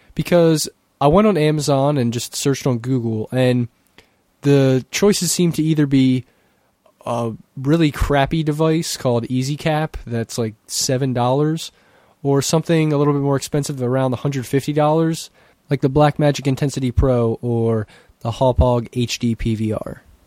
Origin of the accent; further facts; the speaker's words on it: Christiana, Pennsylvania, United States; from Christiana, P